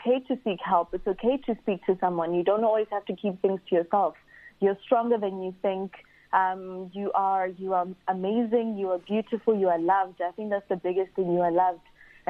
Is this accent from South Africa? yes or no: yes; South Africa; I grew up and now I'm a South African